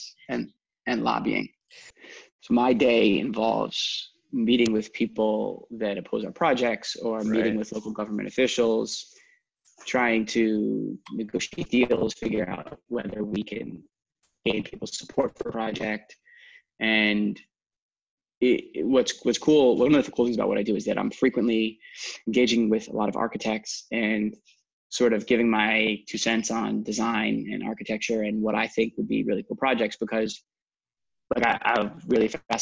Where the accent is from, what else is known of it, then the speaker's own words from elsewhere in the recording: South Florida, United States; also born or lived in Washington, District of Columbia, United States; I'm from South Florida. I grew up down here